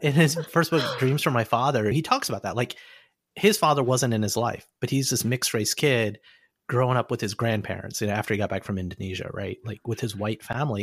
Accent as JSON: {"language": "English", "region": "Alabama", "country": "United States", "tie": "born or raised there", "moved": "yes", "said": "growing up in Alabama, something I realize now that I'm not in Alabama"}